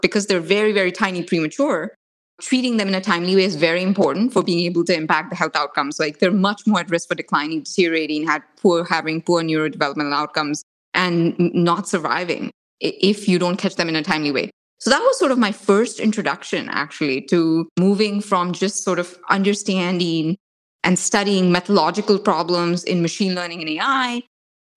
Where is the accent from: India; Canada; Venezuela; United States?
India; I grew up in India, in like a tiny little town in India.